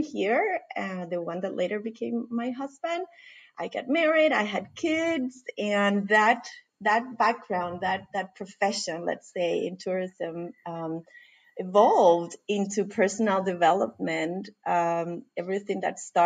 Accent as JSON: {"language": "English", "country": "Costa Rica", "moved": "as an adult", "lives_now": "Denmark", "said": "I'm originally from Costa Rica. I currently live in Denmark, and I have lived here for what is now 17 years."}